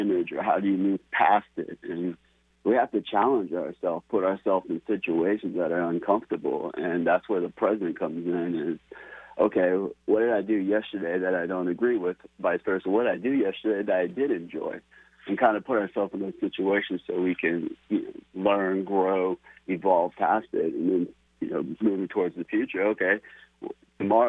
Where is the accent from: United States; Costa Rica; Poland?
United States; I was raised in America